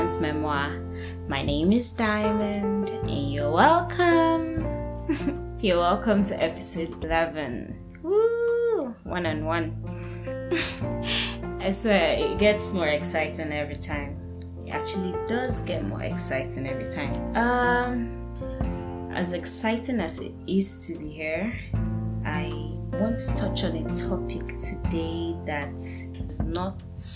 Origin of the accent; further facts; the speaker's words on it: Nigeria; growing up, I was always a very patriotic Nigerian